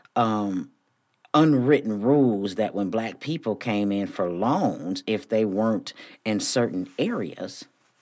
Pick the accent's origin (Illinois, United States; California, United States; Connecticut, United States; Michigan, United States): Michigan, United States; Flint; moved away as an adult; also born or lived in Houston, Texas; me growing up in Flint, Michigan, we had Black-owned stores on every corner when I was growing up.